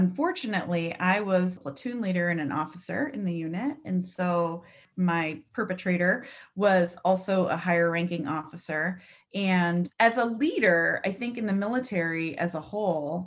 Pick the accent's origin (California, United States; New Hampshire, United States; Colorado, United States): New Hampshire, United States; moved away as an adult; also born or lived in upstate New York; I grew up in New Hampshire